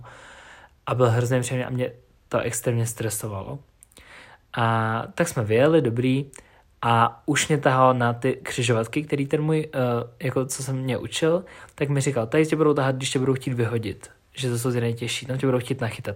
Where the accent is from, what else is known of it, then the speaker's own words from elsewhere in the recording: Ústí nad Labem, Ústí nad Labem Region, Czechia; u nás v Ústí